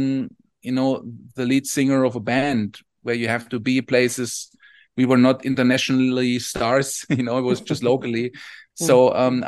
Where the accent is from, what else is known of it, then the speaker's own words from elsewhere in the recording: Southern Germany, Germany; I come from Southern Germany.